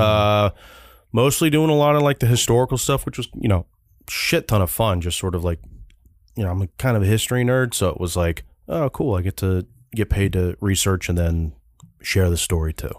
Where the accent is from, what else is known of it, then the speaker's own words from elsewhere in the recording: California, United States; I am from Cal